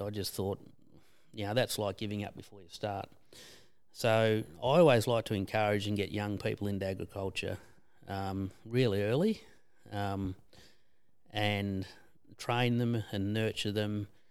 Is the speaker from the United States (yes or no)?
no; Bacchus Marsh, Victoria, Australia; now in Skipton, Australia; we're originally from Bacchus Marsh.